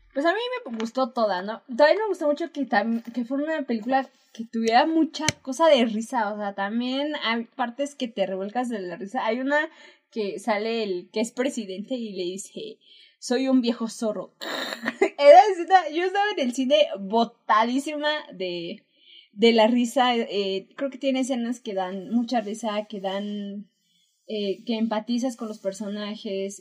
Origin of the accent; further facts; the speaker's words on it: Mexico; somos mexicanos